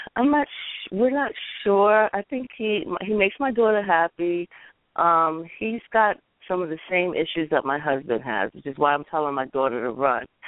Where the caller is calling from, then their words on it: Virginia, United States; I'm calling from Virginia.